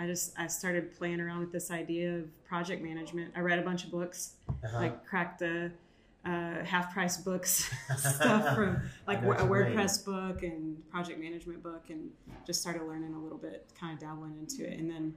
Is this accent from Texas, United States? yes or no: yes; San Angelo, Texas, United States; Well, so I'm from San Angelo, Texas, because I moved a lot as a kid. Lano/ San Angelo, Texas. So we'll just say small town Texas.